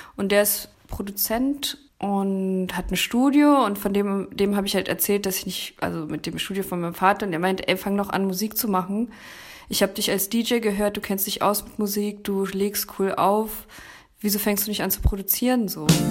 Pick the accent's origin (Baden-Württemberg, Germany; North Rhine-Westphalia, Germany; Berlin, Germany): Berlin, Germany; now in Leipzig, Germany; Bin eigentlich aus Berlin